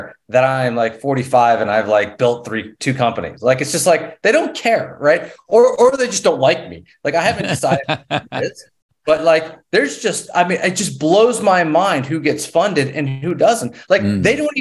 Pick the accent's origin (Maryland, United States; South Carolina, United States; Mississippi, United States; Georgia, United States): South Carolina, United States; now in Knoxville, United States; I grew up in South Carolina